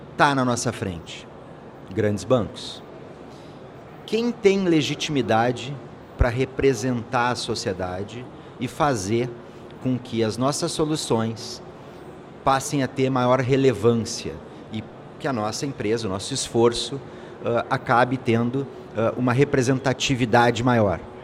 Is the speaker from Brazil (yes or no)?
yes; Brazil; A gente tem um problema como brasileiro